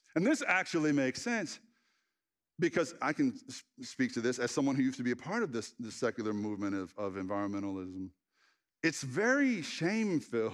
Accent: the Bible Belt, United States; As a child, I grew up in the Bible Belt

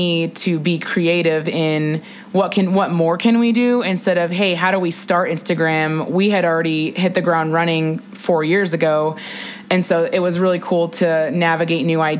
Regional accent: Juneau, Alaska, United States; moved away as an adult; also born or lived in Las Cruces, New Mexico; now in Boulder, United States; I am from Juneau, Alaska

